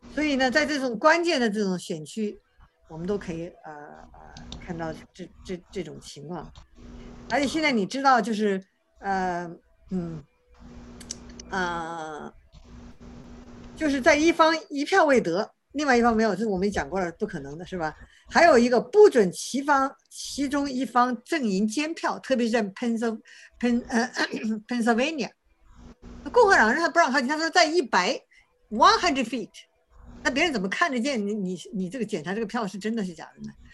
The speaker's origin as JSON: {"language": "Chinese", "country": "China", "said": "我们中国人那样，呃，很勤奋"}